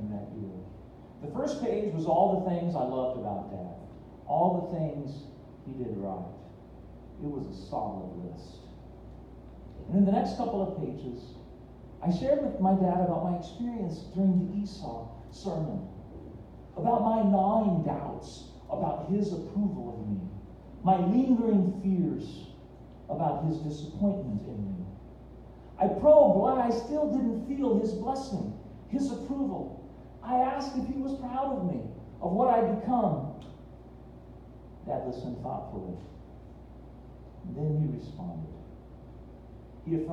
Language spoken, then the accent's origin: English; Fillmore, United States; moved away; I went back to my hometown of Fillmore